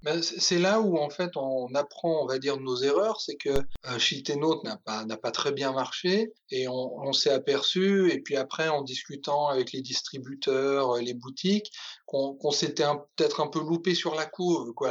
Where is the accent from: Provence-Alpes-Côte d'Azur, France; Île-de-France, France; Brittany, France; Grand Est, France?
Provence-Alpes-Côte d'Azur, France; j'ai passé mon enfance en Provence